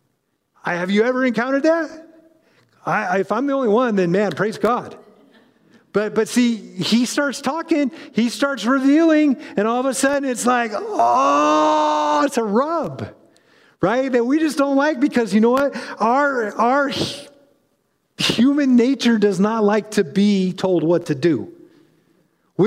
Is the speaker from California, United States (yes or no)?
yes; California, United States; moved away as an adult; also born or lived in North Carolina; I was born and raised in California